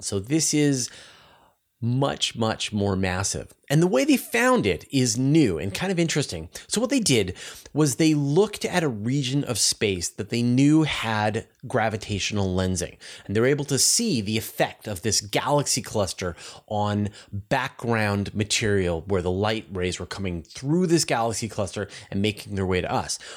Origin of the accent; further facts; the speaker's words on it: Canada; as a Canadian